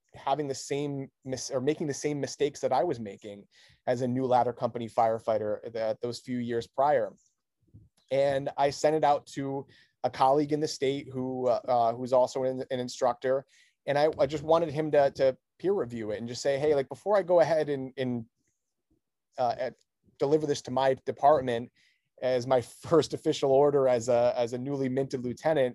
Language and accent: English; Newington, Connecticut, United States; the town that I grew up in, in Newington, Connecticut